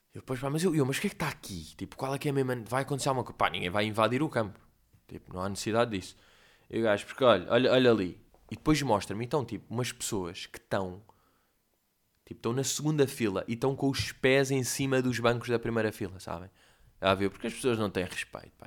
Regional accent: Portugal; eu sou português

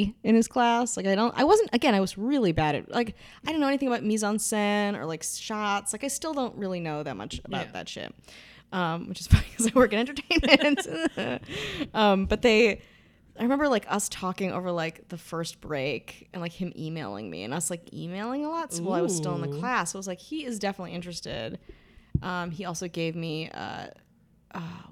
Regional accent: Wisconsin, United States; accent: Wisconsin; moved away; I'm from Wisconsin.

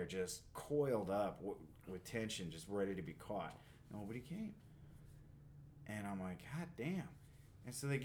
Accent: Iowa, United States; moved away; also born or lived in Los Angeles; I'm from Iowa

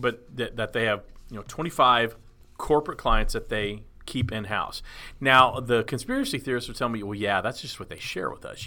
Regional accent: Dallas, Texas, United States; I grew up in Dallas, Texas

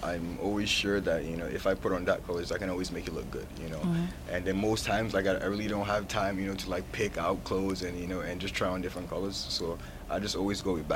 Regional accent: Lagos, Nigeria; also born or lived in Brooklyn, New York; now in United States; I'm from Lagos, Nigeria, but I was born in New York. You know, I was born in Brooklyn, New York, you know, so I was raised back in Nigeria

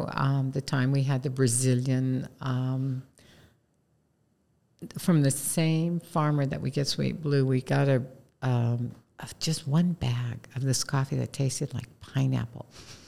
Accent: East Coast, United States; is growing up on the East Coast, we had a bottled soda called Yoo-Hoo.

